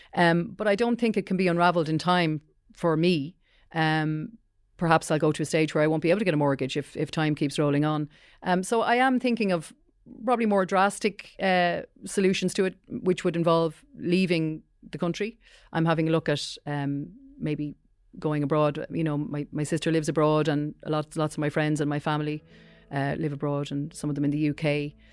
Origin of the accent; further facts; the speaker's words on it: County Wicklow, Leinster, Ireland; I grew up in County Wicklow